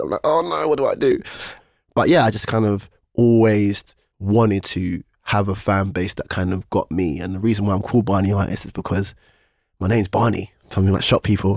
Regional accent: London, United Kingdom; I'm from East London

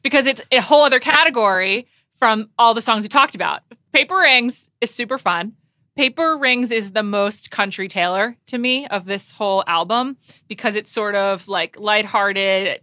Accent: New York, United States; I am from New York, but not from London

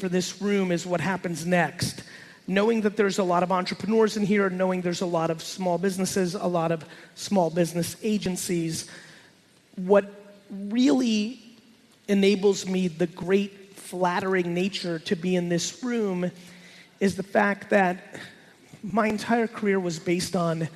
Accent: New Jersey, United States; born or raised there; also born or lived in Soviet Union

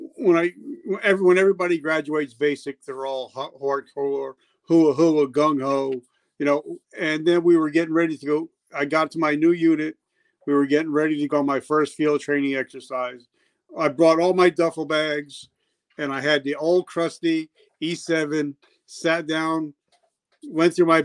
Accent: New Jersey, United States; moved away; also born or lived in South Carolina; I grew up in New Jersey

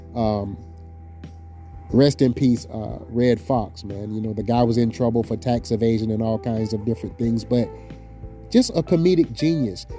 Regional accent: the South, United States; now in Seattle, United States; me being from the South

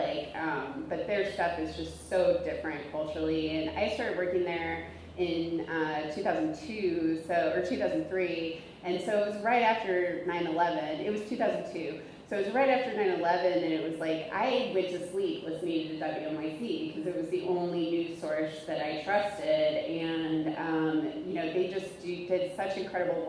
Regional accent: Omaha, Nebraska, United States; moved away as an adult; also born or lived in New York City; I'm from Omaha too

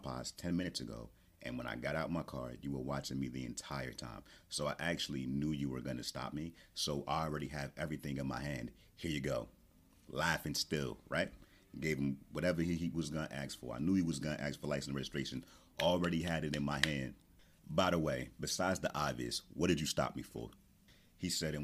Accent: Newark, New Jersey, United States; I'm from Newark, New Jersey.

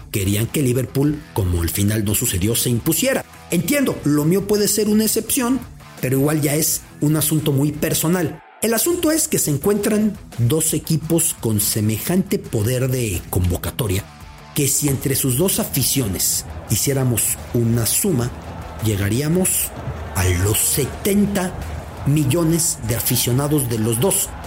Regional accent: Mexico; yo soy de los que dice humildemente que yo le voy al que represente a México siendo mexicano en lo que sea.

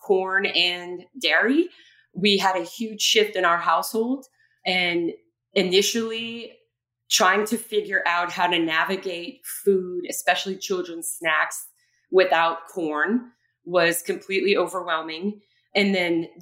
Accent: Bayou Lafourche, Louisiana, United States; I'm from Bayou Lafourche. We grew up with not too many available restaurants.

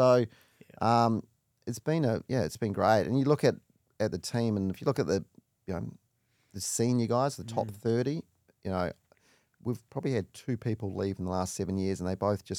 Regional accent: Auckland, New Zealand; So I grew up in Auckland in New Zealand, one of four parents.

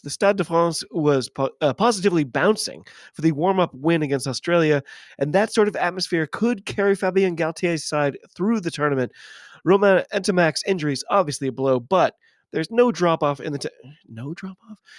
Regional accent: United States; I'm an American rugby fan

